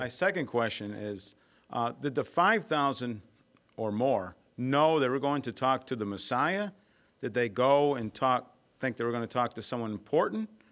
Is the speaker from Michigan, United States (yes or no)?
no; Cleveland, Ohio, United States; I'm from Cleveland, Ohio